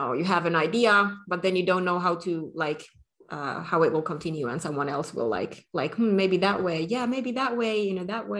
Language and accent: English; Finland